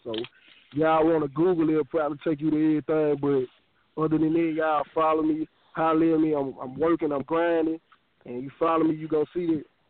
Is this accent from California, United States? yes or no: no; Memphis, Tennessee, United States; I'm from Memphis, Tennessee. I have bounced around, but Memphis, Tennessee has been my home most of my life